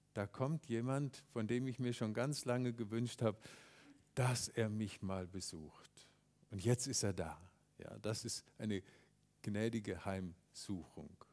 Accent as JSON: {"language": "German", "country": "Germany", "said": "wir Deutschen"}